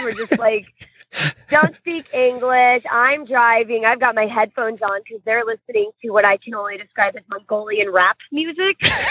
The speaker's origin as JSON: {"language": "English", "region": "Florida", "country": "United States", "said": "I'm from Florida, so I am used to heat"}